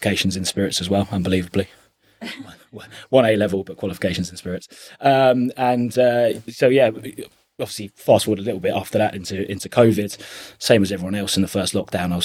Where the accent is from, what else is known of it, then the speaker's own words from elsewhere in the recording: Chelmsford, East of England, United Kingdom; I'm from Chelmsford, obviously, and I started working in the hospitality industry when I was about 15